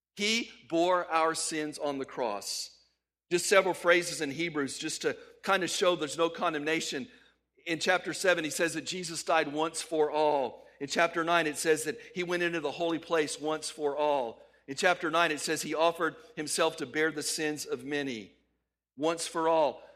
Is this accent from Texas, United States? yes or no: yes; El Paso, Texas, United States; moved away; since I lived there in El Paso where I grew up.